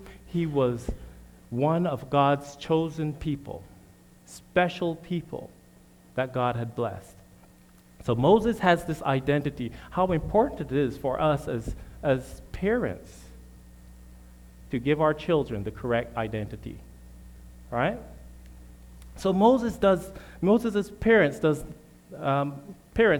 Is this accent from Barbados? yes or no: yes; Barbados; moved away as an adult; also born or lived in Michigan; now in United States; My family and I'm originally from Barbados.